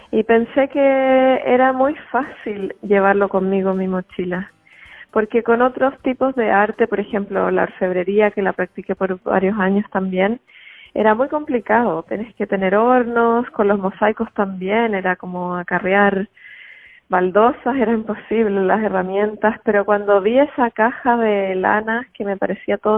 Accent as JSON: {"language": "Spanish", "country": "Chile", "moved": "as an adult", "said": "Salí de Chile con la intención de sanarme y de encontrar quién realmente era yo, más allá de mi sociedad, mi cultura, mis padres, mi familia"}